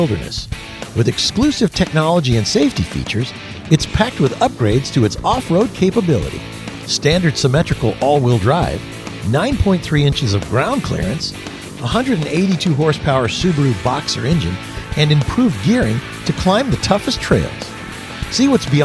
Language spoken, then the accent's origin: English; Houston, Texas, United States; I was born and raised in Houston